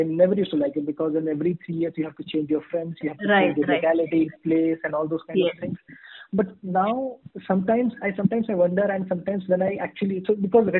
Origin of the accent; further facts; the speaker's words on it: East India, India; English is a second language; So I was born in Northeast, and I'm actually from the eastern part of India.